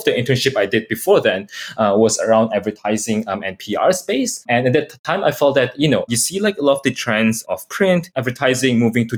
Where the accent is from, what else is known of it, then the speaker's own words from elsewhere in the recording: Jakarta, Indonesia; moved away as an adult; also born or lived in Melbourne, Australia / Hong Kong / Singapore / Beijing, China; I am Indonesian, so I'm in Jakarta right now. I grew up in Jakarta until high school